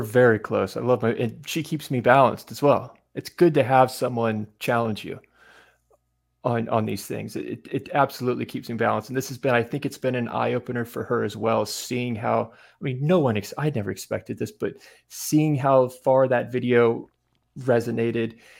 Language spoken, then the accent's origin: English; Asheville, North Carolina, United States; moved away; also born or lived in Greenville, North Carolina; Grew up in the mountains outside Asheville, North Carolina, in the woods, in a cabin that my dad built by himself